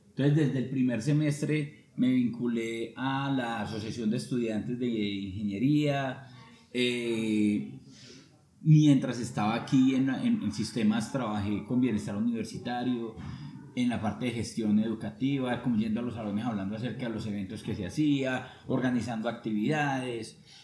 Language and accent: Spanish; Sevilla, Valle del Cauca, Colombia; now in Armenia, Colombia; yo soy de Sevilla, yo digo, pues, digo que soy de Sevilla Quindío